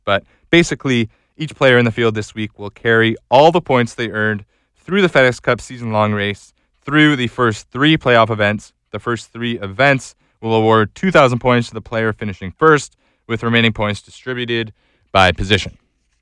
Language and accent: English; Canada; as a Canadian